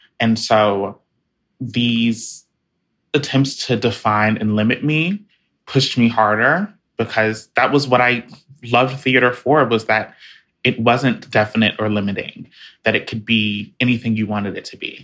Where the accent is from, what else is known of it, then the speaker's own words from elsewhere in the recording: Jacksonville, Florida, United States; moved away as an adult; my hometown of Jacksonville